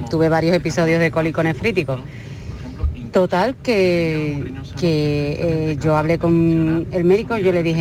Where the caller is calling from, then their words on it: Málaga, Andalusia, Spain; Yo en relación a lo que están comentando del cólico, buenas tardes … de Málaga.